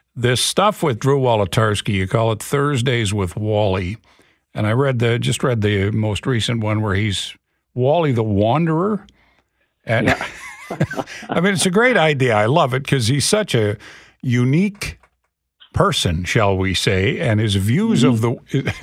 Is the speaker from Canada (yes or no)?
yes; Canada; it makes you feel good as a Canadian